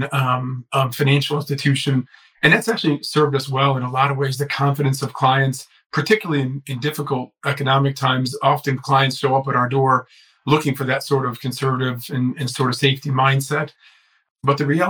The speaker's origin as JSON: {"language": "English", "town": "Chicago", "region": "Illinois", "country": "United States", "said": "I'm from Chicago and lived here most of my life, although I've done some stints elsewhere"}